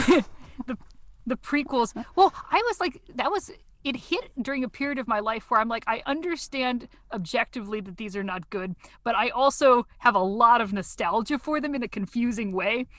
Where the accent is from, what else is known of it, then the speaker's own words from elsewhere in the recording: Washington, District of Columbia, United States; also born or lived in Wisconsin; I grew up uh, in DC mostly